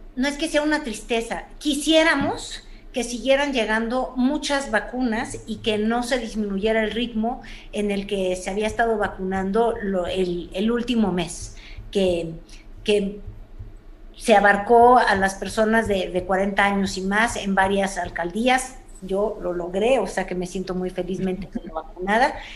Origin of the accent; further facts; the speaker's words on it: Mexico City, Mexico; como chilanga que soy